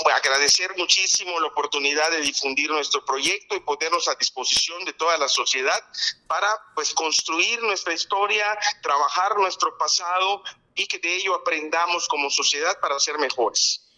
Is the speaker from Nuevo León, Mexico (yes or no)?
no; Yucatán, Mexico; Nosotros los yucatecos